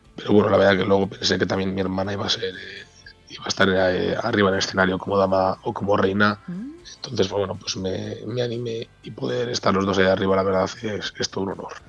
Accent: Castile and León, Spain; el pregonero de las fiestas de mi pueblo

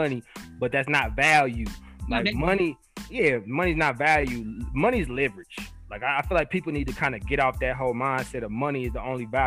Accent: Texas, United States; also born or lived in Montana; I'm from Texas

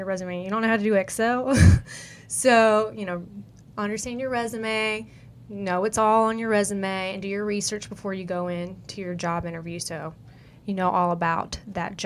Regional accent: the South, United States; accent: country; I'm from the South

